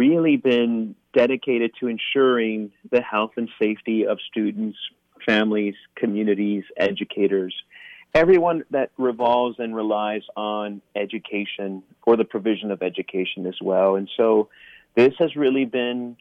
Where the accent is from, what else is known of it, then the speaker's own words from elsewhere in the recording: South Texas, United States; moved away as an adult; also born or lived in Japan / Michigan; now in Pennsylvania, United States; I'm originally from Texas, more specifically South Texas